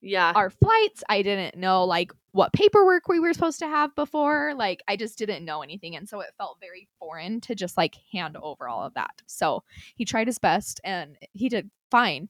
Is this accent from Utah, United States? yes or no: yes; Utah, United States; accent: Utah; also born or lived in Minnesota; I moved back to Utah when I was like nine